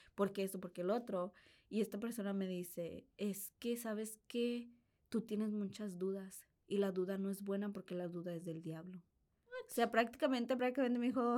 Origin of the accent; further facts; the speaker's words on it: Piedras Negras, Coahuila, Mexico; de donde yo soy originalmente, que es Piedras Negras, Coahuila